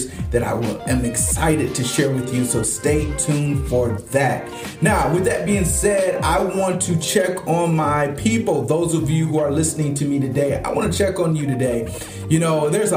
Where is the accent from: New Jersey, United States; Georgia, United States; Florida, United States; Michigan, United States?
Michigan, United States; Flint; also born or lived in Detroit, Michigan; my hometown of Flint, Michigan